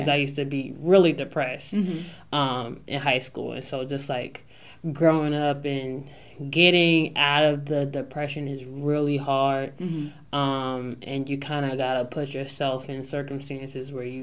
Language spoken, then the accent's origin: English; Newark, Delaware, United States; I'm this girl from Newark, Delaware